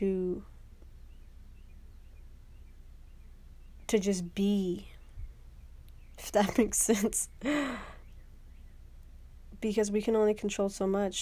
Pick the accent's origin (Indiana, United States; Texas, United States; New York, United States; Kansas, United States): Texas, United States; Houston; moved away as an adult; I am back in Houston, Texas, my hometown